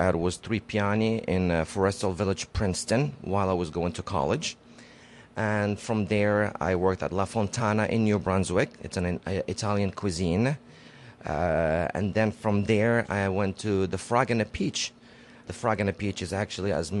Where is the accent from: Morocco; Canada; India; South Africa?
Morocco; moved away as an adult; also born or lived in Casablanca, Morocco; I grew up in Morocco up until I was 20 years old, and I moved over here.